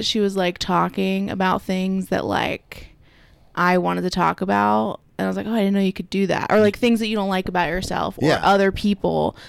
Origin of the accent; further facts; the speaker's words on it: Pennsylvania, United States; moved away as an adult; also born or lived in Philadelphia / Easton; now in New York City, United States; I'm from Pennsylvania.